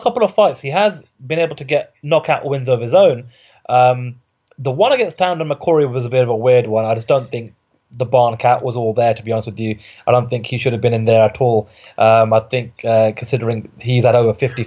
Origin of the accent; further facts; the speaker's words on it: United Kingdom; I'm a Brit